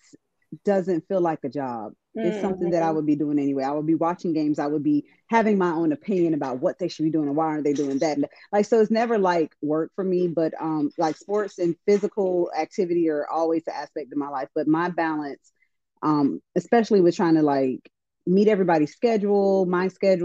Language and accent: English; the South, United States; We're definitely from the South